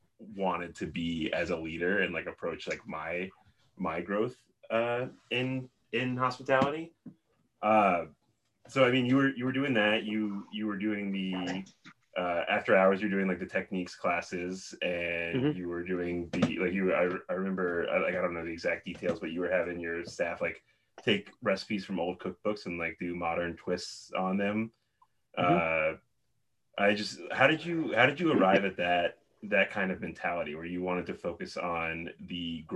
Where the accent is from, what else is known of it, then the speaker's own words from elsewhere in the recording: Florida, United States; You know, I came from Florida. There's not a lot of, especially living in Tallahassee, there's no Michelin presence there.